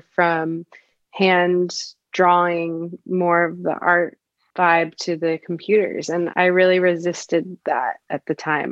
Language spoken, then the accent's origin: English; Connecticut, United States; moved away as an adult; also born or lived in Ohio; now in Los Angeles, United States; I am from Connecticut